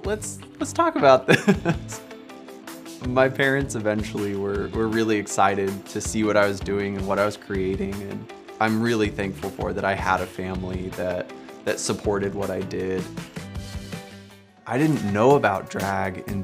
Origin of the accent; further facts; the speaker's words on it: Aurora, Colorado, United States; I'm originally from Aurora, Colorado. Growing up queer in Colorado